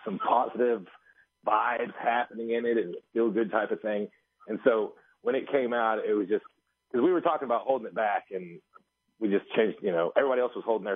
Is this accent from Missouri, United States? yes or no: yes; Wheaton, Missouri, United States; I grew up in Wheaton, Missouri, which is a couple hours from you